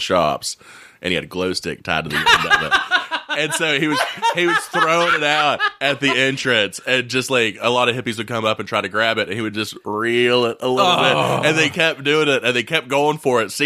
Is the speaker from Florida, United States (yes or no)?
no; Oak Hill, West Virginia, United States; I grew up in Oak Hill